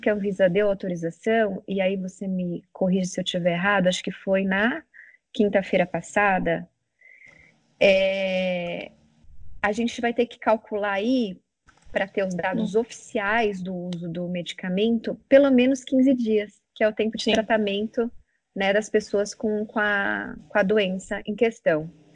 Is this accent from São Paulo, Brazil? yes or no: yes; São Paulo, Brazil; eu sou de São Paulo, sou paulistana